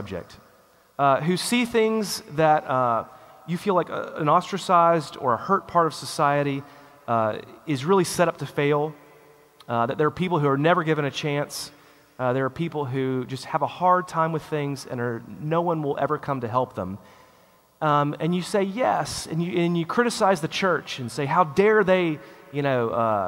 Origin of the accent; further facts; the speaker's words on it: United States; us as an American people